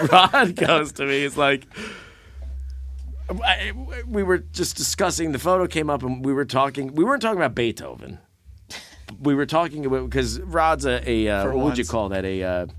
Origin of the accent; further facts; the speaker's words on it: Pittsburgh, Pennsylvania, United States; I'm not even part of that regime, but we're from Pittsburgh.